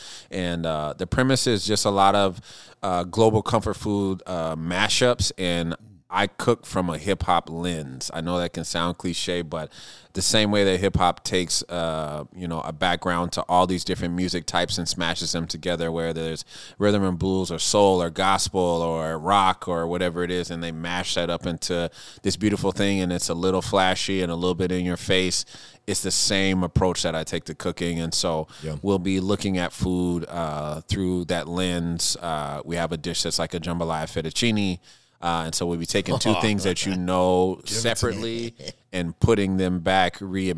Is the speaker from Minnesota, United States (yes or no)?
yes; Minneapolis, Minnesota, United States; I want to tell this story of what these two things mean to me and growing up in Minneapolis.